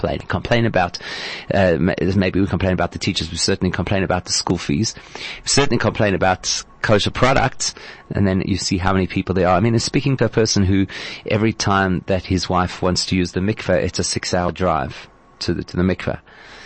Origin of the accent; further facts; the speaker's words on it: South Africa; as a South African Jewish community